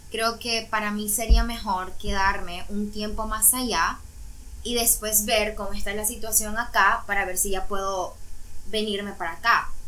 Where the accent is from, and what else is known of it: Nicaragua; born or raised there; moved away as an adult; now in Cancún, Mexico